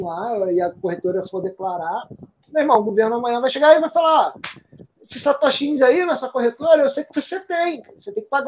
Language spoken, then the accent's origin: Portuguese; Santa Catarina, Brazil; Eu, eu sou de Santa Catarina.